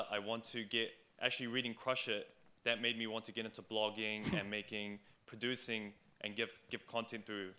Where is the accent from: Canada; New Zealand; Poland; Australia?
New Zealand